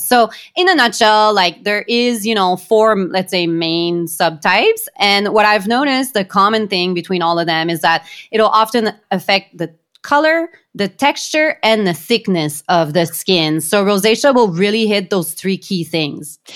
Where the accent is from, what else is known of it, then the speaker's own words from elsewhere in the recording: Canada; we are Canadian